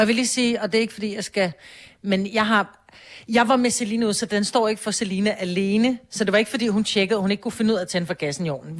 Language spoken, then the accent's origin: Danish; Copenhagen, Capital Region of Denmark, Denmark; jeg er barnefødt på Amager